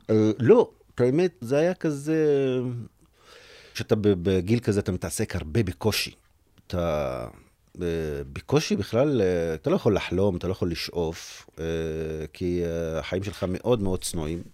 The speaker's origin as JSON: {"language": "Hebrew", "town": "Umm al-Fahm", "region": "Haifa District", "country": "Israel", "tie": "born or raised there", "said": "באום אל-פחם, בסביבה שאני גדלתי בה"}